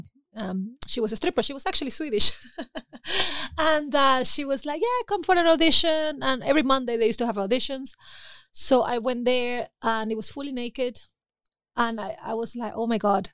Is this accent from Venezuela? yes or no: yes; Venezuela; also born or lived in Caracas, Venezuela / Spain; now in Berlin, Germany; Oh, I was born in Venezuela in the countryside. I'm from a little village. But then me and my mom, we moved to Caracas.